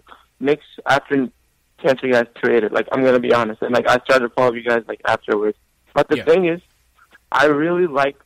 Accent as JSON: {"language": "English", "country": "Turkey", "moved": "yes", "lives_now": "Ohio, United States", "said": "I'm from Turkey."}